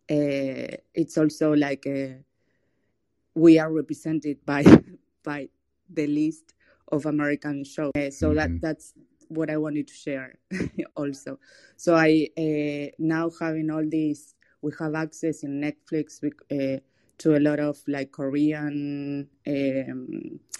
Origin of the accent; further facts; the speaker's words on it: Argentina; I'm from Argentina and I'm like Japanese Argentinian.